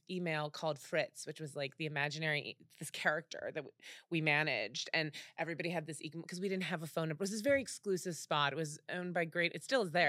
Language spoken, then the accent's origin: English; Cleveland, Ohio, United States; moved away as an adult; also born or lived in Texas / New York; now in Los Angeles, United States; I was born in Texas and grew up in Cleveland